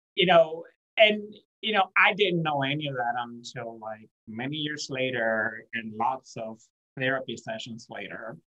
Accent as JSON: {"language": "English", "country": "Puerto Rico", "tie": "born or raised there", "also_born_or_lived": "Jacksonville, Florida, United States", "moved": "yes", "said": "I was born in Puerto Rico"}